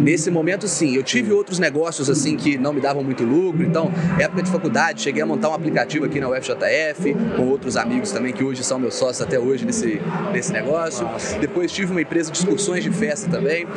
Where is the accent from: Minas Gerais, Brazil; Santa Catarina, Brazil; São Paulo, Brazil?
Minas Gerais, Brazil; Ubá; moved away as an adult; now in Juiz de Fora, Brazil; na minha cidade natal, eu sou de Ubá, Minas Gerais